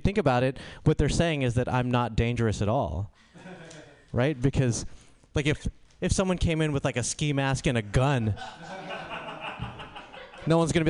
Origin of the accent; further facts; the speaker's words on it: India; I'm Indian.